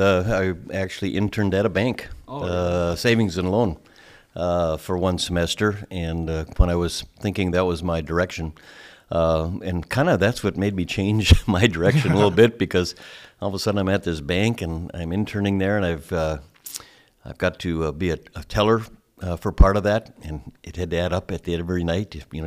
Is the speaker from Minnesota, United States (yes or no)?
yes; Thief River Falls, Minnesota, United States; I'm from Thief River Falls, Minnesota, not far away. Grew up there and went to school at UND for a while, and then Bemidji State, and took a job in Thief River at a small ad agency.